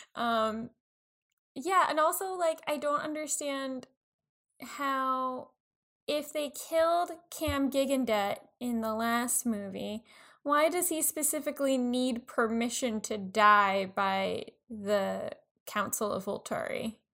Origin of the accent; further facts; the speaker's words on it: Long Island, New York, United States; being white, growing up on Long Island